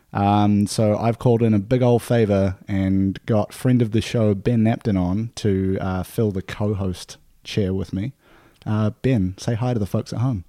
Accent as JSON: {"language": "English", "region": "Nelson", "country": "New Zealand", "tie": "born or raised there", "moved": "yes", "said": "from around my hometown in Nelson"}